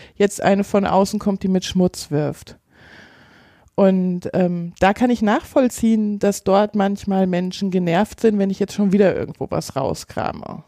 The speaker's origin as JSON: {"language": "German", "town": "Giessen", "region": "Hesse", "country": "Germany", "tie": "born or raised there", "moved": "as an adult", "lives_now": "Bautzen, Germany", "said": "Mein Nest ist Gießen"}